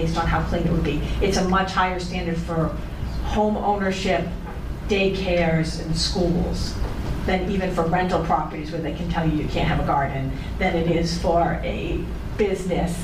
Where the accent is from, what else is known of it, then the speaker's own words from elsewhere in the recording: New Bedford, Massachusetts, United States; I grew up in New Bedford, so I'm very familiar with Superfund sites